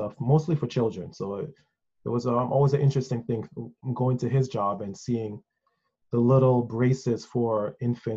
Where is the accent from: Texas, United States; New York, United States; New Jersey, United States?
New York, United States; New York City; also born or lived in Mandeville, Jamaica; growing up in Wakefield. It's a heavily Caribbean community. So I came here as a small child